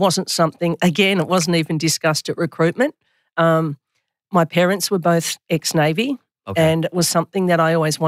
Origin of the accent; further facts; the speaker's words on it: Melbourne, Victoria, Australia; I grew up in Oakley in Melbourne, in Victoria